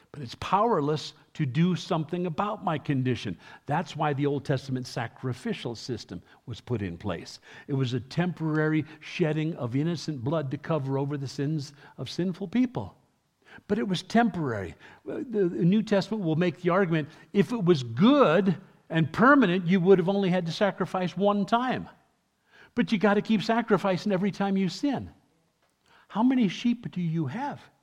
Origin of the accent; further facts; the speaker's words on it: New York City, New York, United States; first language English; moved away; I was raised in my youth uh, in New York City, where they developed such a dialect.